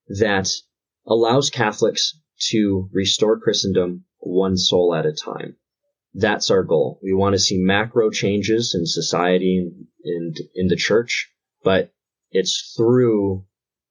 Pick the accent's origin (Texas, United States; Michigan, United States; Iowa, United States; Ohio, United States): Michigan, United States; Detroit; Born and raised in the Metro Detroit area of Michigan